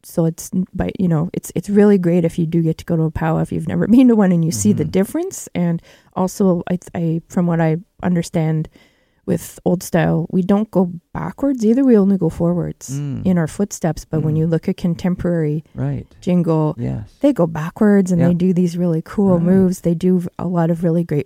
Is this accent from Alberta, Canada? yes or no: yes; Kehewin Cree Nation, Treaty 6, Alberta, Canada; moved away; from Treaty 6 from Kihiwin Cree Nation. That's where my family's from.